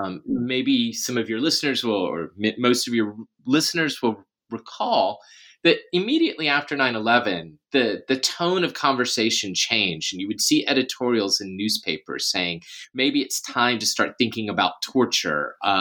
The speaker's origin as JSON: {"language": "English", "town": "Memphis", "region": "Tennessee", "country": "United States", "said": "I'm originally from Memphis, Tennessee. I come from a working class background, which makes it a little less typical to have packed on so much academic education"}